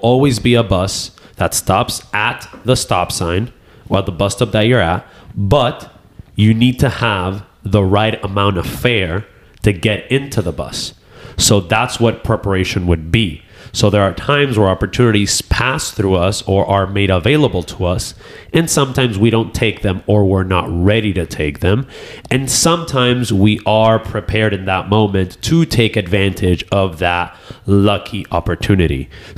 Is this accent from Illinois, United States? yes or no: no; New York, United States; born there; I was born in the United States.